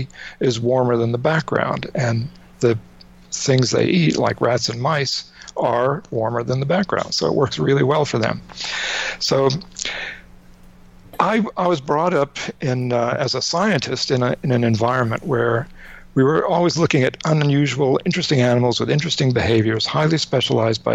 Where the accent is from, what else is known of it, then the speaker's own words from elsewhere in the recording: North Carolina, United States; I grew up in North Carolina. My parents were from New York and Rhode Island. But I grew up in North Carolina